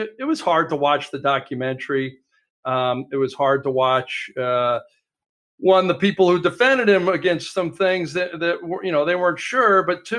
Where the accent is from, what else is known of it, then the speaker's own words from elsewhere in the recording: Northern California, United States; growing up in Northern California